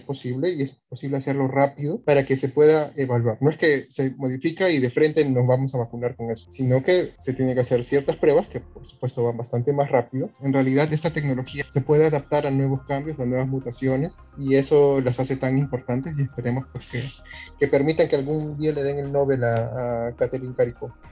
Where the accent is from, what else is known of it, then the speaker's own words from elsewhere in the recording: Peru; nosotros como peruanos